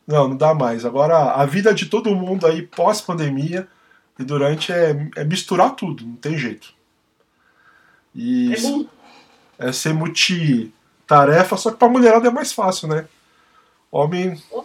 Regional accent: São Paulo, Brazil; a gente é paulistano, né?

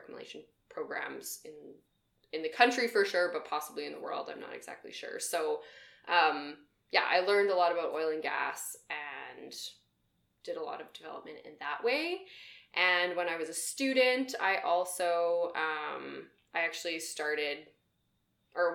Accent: Camrose, Alberta, Canada; also born or lived in Edmonton; I came back to Alberta, I'll say, because I'm from Camrose. So I went to U of A at Augustana for a semester, lived at home

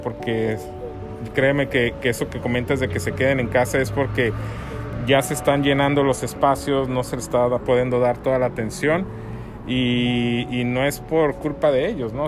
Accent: Hermosillo, Sonora, Mexico; moved away as an adult; also born or lived in Ensenada; Yo soy originario de Hermosillo, y terminando la carrera me fui encenada

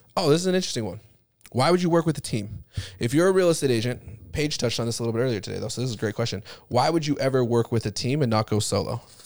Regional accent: Utah, United States; I grew up in Utah

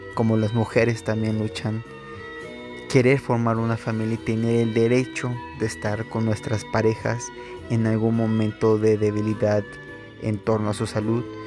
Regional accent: Mexico; sea mexicano y que esté en un lugar donde hay puros mexicanos o mayormente somos mexicanos

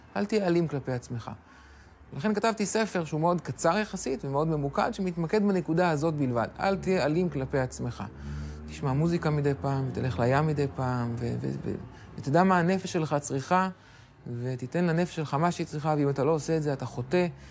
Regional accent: Ra'anana, Central District, Israel; גדלתי ברעננה, אה, למדתי בתיכון אוסטרובסקי

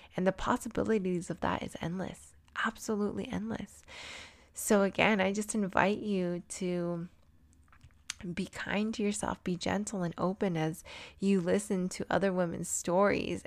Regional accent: San Diego, California, United States; also born or lived in Albuquerque, New Mexico; now in Denver, United States; I grew up in San Diego, California

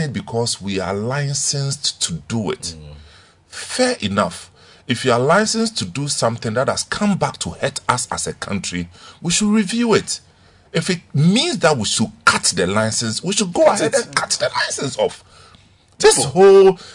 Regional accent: Ghana; also born or lived in Akim / Techiman / Prang

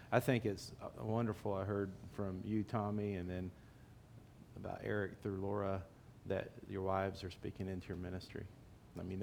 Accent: Dallas, Texas, United States; I'm from Dallas.

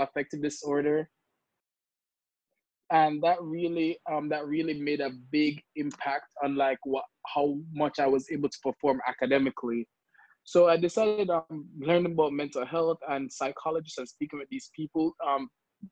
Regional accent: Kingston, Jamaica; moved away as an adult; also born or lived in Washington, D.C., United States; now in United States; I am from Kingston, Jamaica, and I came to America in 2016 in the hopes of like furthering my education

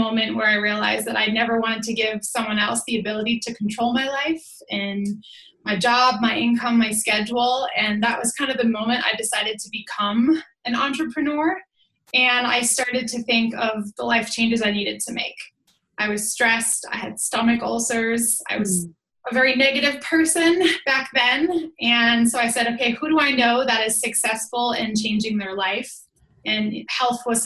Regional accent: Boston, Massachusetts, United States; moved away as an adult; now in Lake Tahoe, United States; But I'm originally from Boston, Mass. I now live in Lake Tahoe, California.

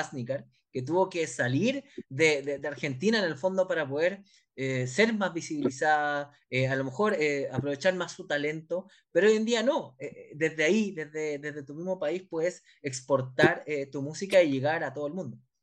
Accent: Chile; nos pasa acá en Chile

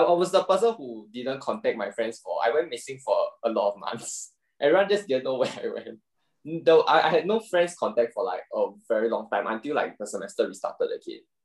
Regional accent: Singapore; as a Singaporean guy, I still have to do my IPPT every single year

